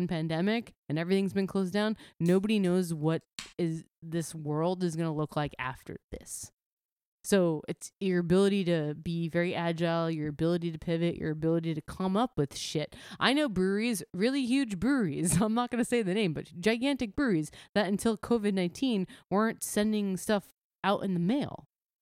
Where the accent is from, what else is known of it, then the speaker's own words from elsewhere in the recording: New Jersey, United States; Carton, my hometown brewery, 3 minutes from where I live, my parents' house, only delivering carton beer to New Jersey